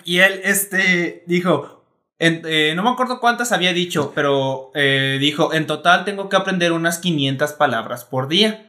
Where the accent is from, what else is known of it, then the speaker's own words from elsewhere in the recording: Mexico; como mexicanos específicamente o como latinos